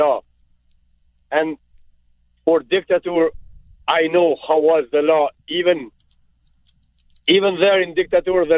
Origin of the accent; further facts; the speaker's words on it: Albania; English is a second language; now in Canada; I am from Albania, where we had it, the dictator, worst dictator would exist